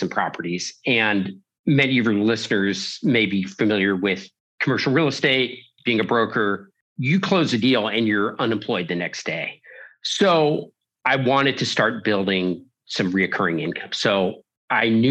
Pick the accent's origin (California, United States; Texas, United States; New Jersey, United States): California, United States; San Diego; I'm a native Californian, and I grew up in sunny San Diego